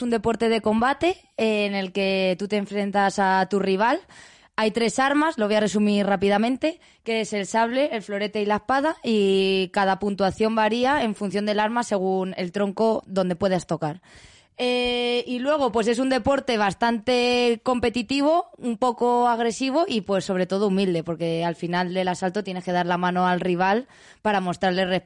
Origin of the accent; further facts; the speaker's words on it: Leganés, Community of Madrid, Spain; Lucía y yo somos de Leganés, o sea que Leganés algo tiene